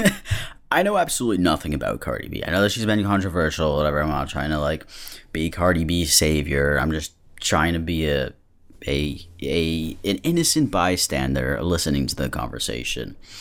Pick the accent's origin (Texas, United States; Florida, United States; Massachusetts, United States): Massachusetts, United States; I'm from Massachusetts